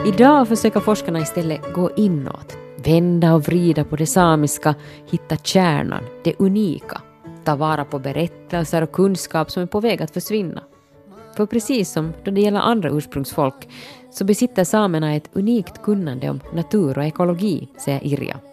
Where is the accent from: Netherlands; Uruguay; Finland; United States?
Finland; vårt finlandssvenska dito